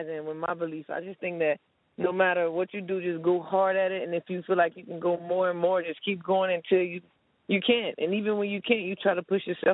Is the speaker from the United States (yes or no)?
yes; Miami, Florida, United States; I grew up in Miami, you know, small town in Miami called New City.